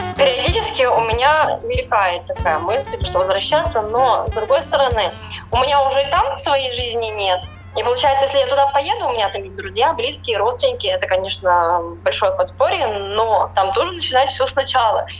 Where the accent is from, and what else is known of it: Russia; moved away as an adult; now in England